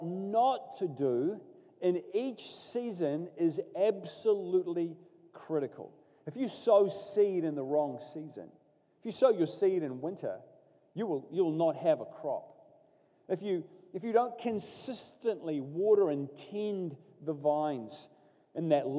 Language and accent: English; Katikati, Bay of Plenty, New Zealand; I grew up in Katikati in the Bay of Plenty